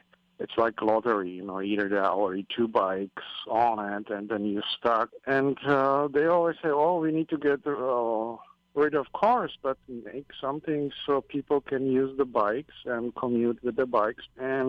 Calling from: Maui, Hawaii, United States; I'm calling from Maui.

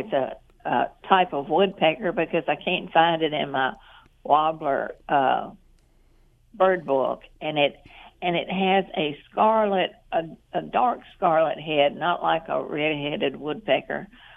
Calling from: Jefferson, United States

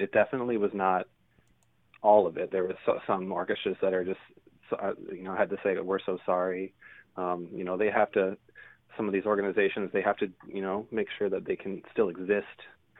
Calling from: Iowa City, Iowa, United States; I'm calling from, actually, Iowa City is where I'm based right now.

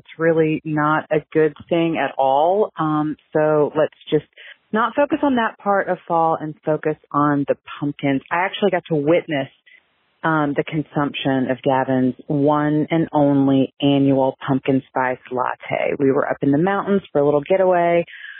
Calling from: Columbia, South Carolina, United States; I'm calling you from Columbia, South Carolina.

